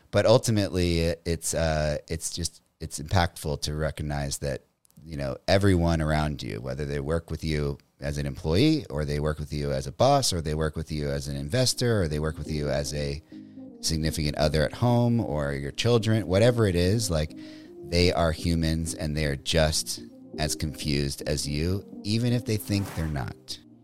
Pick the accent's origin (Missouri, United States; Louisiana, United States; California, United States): Louisiana, United States; Metairie; also born or lived in New Orleans; originally I'm from New Orleans, Louisiana, a little suburb called Metairie outside of New Orleans